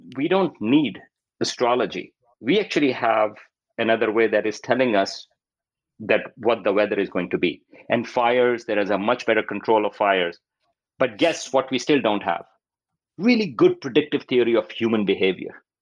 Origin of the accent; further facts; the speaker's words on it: Pakistan; moved away; I grew up in Pakistan